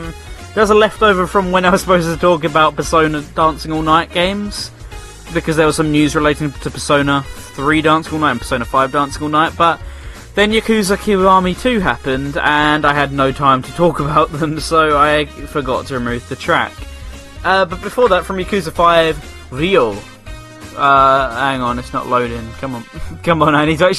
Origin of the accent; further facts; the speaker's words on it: Hull, Yorkshire and the Humber, United Kingdom; I'm 23 years old. I'm from Hull, and this is my strange addiction.